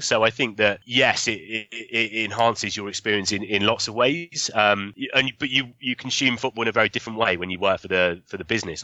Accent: Southampton, South East England, United Kingdom; I grew up in Southampton

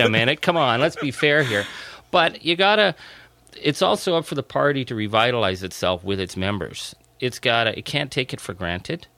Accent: Northern Ontario, Canada; I'm from Northern Ontario.

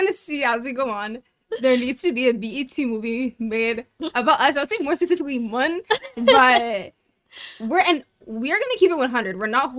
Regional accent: Toronto, Ontario, Canada; Yeah, we are from the GTA.

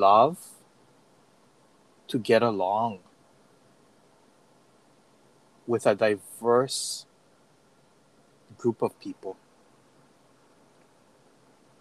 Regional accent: Kauai, Hawaii, United States; now in Oahu, United States; moving from Kauai to Oahu, I had to ensure that I did the same thing. I cannot come into Oahu with how I grew up on Kauai

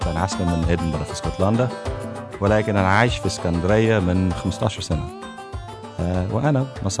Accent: Edinburgh, Scotland, United Kingdom; moved away as an adult; now in Alexandria, Egypt; I'm originally from Edinburgh, Scotland but I live in Alexandria, Egypt

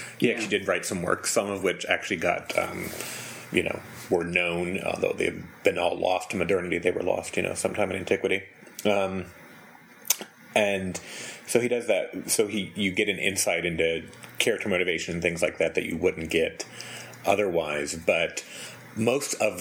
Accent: United States; I'm an American. In case you couldn't tell, an American.

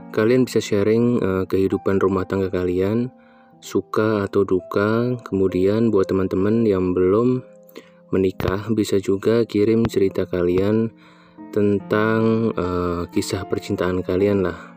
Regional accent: Bandung, West Java, Indonesia; Aku saat ini berusia 26 tahun Aku berasal dari Kota Kembang.

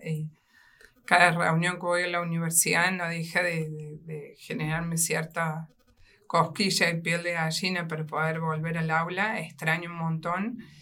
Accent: Río Cuarto, Córdoba, Argentina; also born or lived in Portugal; Nací aquí en la ciudad de Río Cuarto

